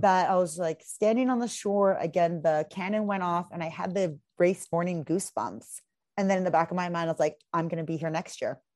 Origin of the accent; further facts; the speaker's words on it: Seattle, Washington, United States; moved away as an adult; also born or lived in Vancouver area, Canada; now in Vancouver, Canada; I'm originally from Seattle, and I moved up to Canada about four years ago